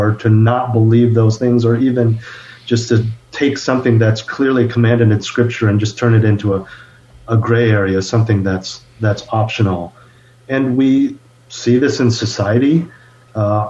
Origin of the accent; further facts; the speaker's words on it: Bay Area, California, United States; moved away as an adult; also born or lived in Los Angeles; I was born and raised in the Bay Area, born to two immigrant parents.